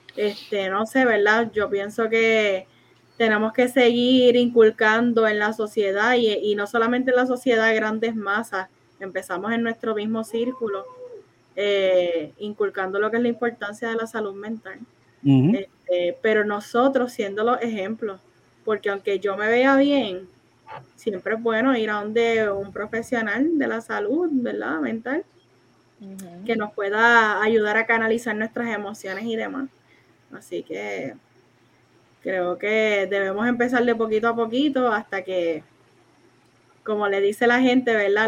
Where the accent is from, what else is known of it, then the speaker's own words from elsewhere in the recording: Isabela, Puerto Rico; yo soy de Isabel